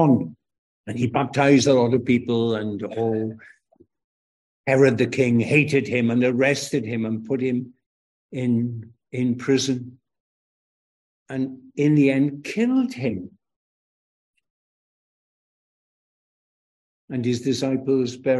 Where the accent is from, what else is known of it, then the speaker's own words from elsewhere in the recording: Aberystwyth, Wales, United Kingdom; from my accent where I come from, of course, I come from Wales.